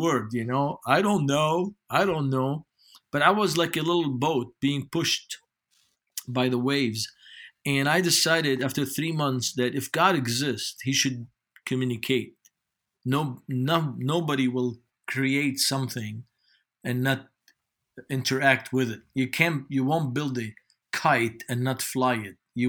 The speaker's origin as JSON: {"language": "English", "town": "Beirut", "region": "Beirut Governorate", "country": "Lebanon", "tie": "born or raised there", "second_language": "English", "moved": "as an adult", "lives_now": "United States", "said": "I grew up in West Beirut by the American University of Beirut."}